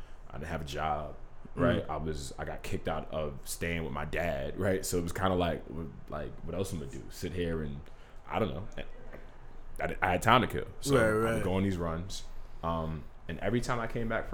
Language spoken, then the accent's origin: English; New York City, New York, United States; I grew up in Coney Island. I'm from Brooklyn